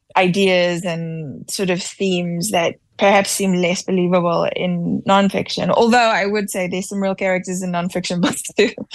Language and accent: English; Cape Town, Western Cape, South Africa; I grew up in Athlone